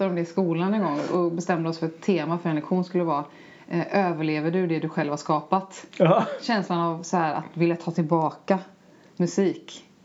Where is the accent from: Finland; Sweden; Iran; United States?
Sweden; Stockholm, Stockholm County; Som stockholmare tycker jag det är, jättecoolt